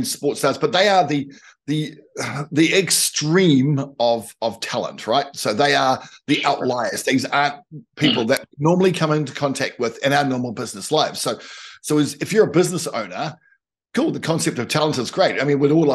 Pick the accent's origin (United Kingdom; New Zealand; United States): New Zealand; as a Kiwi